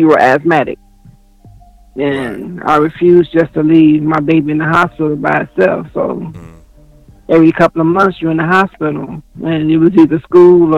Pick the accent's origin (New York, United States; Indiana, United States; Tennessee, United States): Indiana, United States; Gary; born and raised in Gary, Indiana